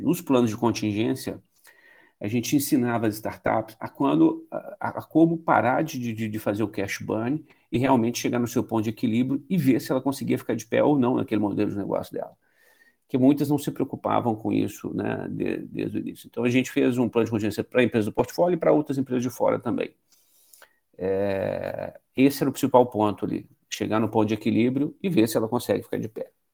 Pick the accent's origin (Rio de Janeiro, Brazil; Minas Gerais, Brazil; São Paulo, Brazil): Minas Gerais, Brazil; eu sou mineiro, como todos, sempre fui empresário